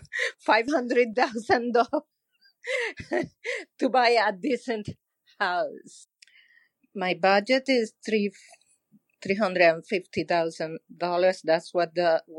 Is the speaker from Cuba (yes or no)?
yes; Cuba; now in Miami Beach, United States; I'm from Cuba. I came in 1995